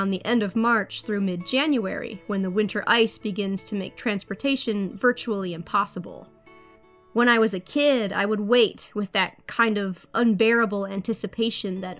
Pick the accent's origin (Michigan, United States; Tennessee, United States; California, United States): Michigan, United States; I was born and raised in Michigan